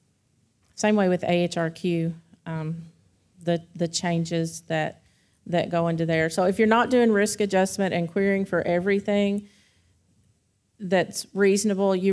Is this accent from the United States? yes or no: yes; Kentucky, United States; I grew up in Kentucky where everybody smokes